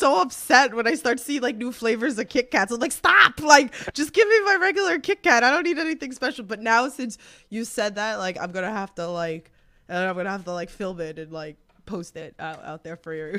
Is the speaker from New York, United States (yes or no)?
yes; New York, United States; I'm a New Yorker.